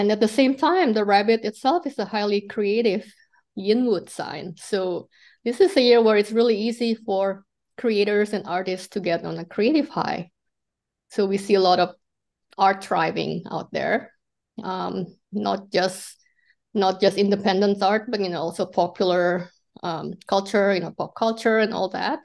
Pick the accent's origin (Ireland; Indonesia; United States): Indonesia; moved away; I came from Indonesia